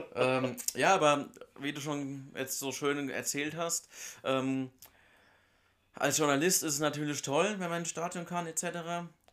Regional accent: Germany; bei uns in Deutschland

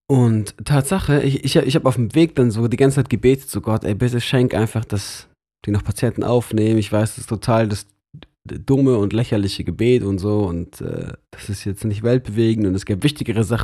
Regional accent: Munich, Bavaria, Germany; now in Lörrach, Germany; Aber ich bin trotzdem von weit her dahin gezogen.

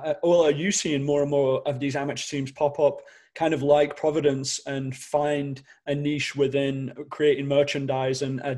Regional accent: Manchester, North West England, United Kingdom; moved away; I'm from Manchester

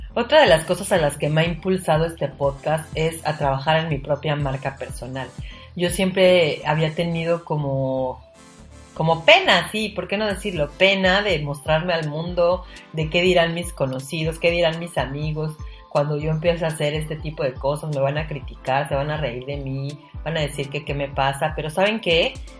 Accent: Mexico City, Mexico; moved away as an adult; now in Cozumel, Mexico; soy de la Ciudad de México

